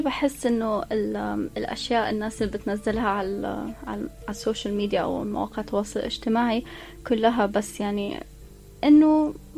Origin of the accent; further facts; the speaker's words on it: Abu Dhabi, United Arab Emirates; انا مولوده في ابو ظبي وعشت طول حياتي في ابو ظبي